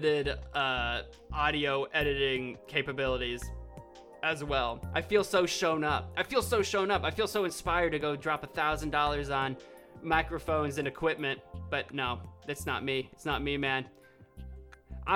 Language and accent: English; Illinois, United States; I'm from Illinois